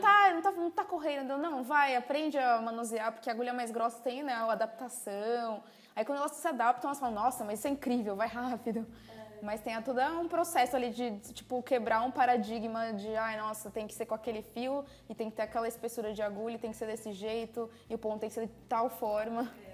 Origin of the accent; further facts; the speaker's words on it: São Paulo, Brazil; A gente é de São Paulo